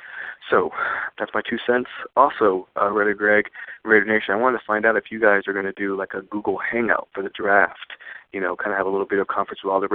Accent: Texas, United States; I'm from the Lone Star State

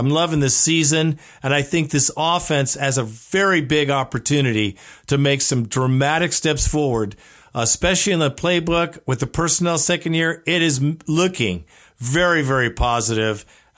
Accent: Alabama, United States; I was born in Alabama.

